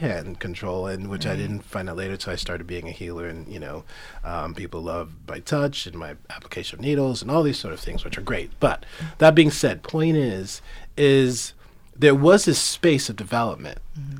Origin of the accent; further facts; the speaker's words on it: New York City, New York, United States; I grew up in Queens, sure. Flushing, Queens.